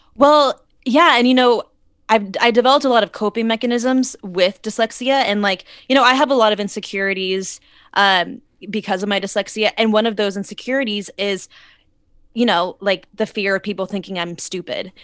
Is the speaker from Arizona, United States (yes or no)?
yes; Arizona, United States; moved away as an adult; now in Los Angeles, United States; I'm originally from Arizona, and I moved out to L A about six years ago